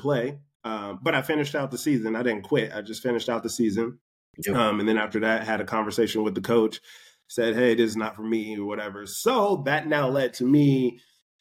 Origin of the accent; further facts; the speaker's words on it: California, United States; moved away as an adult; also born or lived in Bakersfield / Denver, Colorado; now in Los Angeles, United States; I'm from California